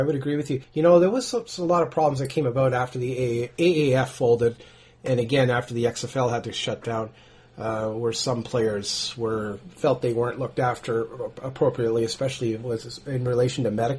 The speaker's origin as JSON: {"language": "English", "town": "Winnipeg", "region": "Manitoba", "country": "Canada", "tie": "born or raised there", "said": "I grew up in Winnipeg, about 2 or 3 blocks away from where Randy Ambrosi grew up. And, I mean, we're just good old boys from Winnipeg, right?"}